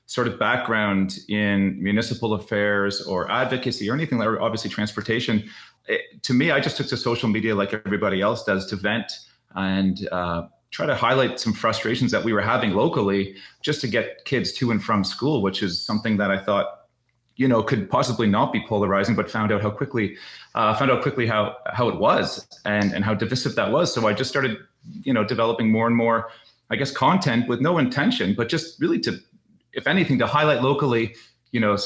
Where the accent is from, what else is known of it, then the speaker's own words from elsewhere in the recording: just outside of Toronto, Ontario, Canada; I grew up just outside of Toronto here in Canada.